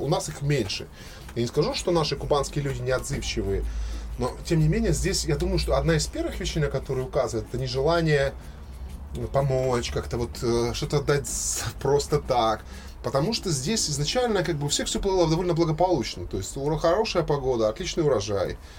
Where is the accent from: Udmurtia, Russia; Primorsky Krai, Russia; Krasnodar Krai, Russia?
Krasnodar Krai, Russia; Krasnodar; Я родился в Краснодаре, всю жизнь провел в Краснодаре